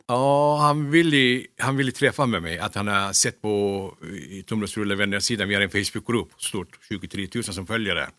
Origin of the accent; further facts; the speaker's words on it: Kulu, Konya, Turkey; Swedish is a second language; moved away as an adult; now in Sweden; Jag är uppväxt i Turkiet. Jag kom till Sverige när jag var 19 år gammal.